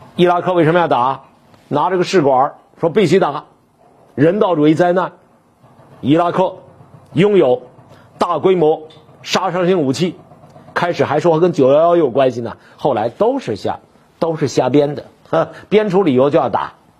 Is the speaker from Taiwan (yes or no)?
no; China; 我们中国人到美国之后